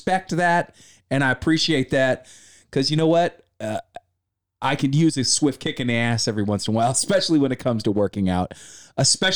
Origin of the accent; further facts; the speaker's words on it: Sacramento, California, United States; I grew up in Sacramento